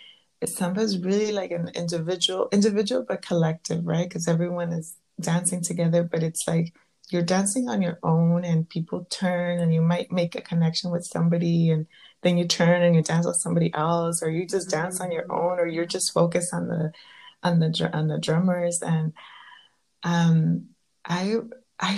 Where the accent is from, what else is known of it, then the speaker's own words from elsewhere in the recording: Southern California, United States; growing up in Southern California